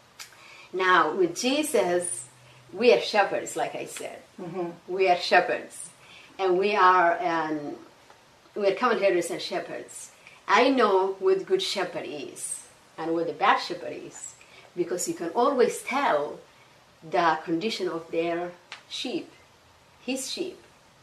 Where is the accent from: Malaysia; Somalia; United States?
Somalia; accent: Somali; And then I go back to Somalia, you know, visit and say, oh, you have a different accent. So it was like, okay, I have a Somali accent and I have an English accent